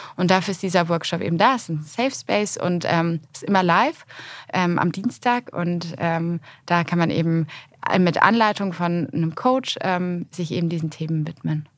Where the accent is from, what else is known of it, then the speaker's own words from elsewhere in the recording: Cologne, North Rhine-Westphalia, Germany; in meiner Heimatstadt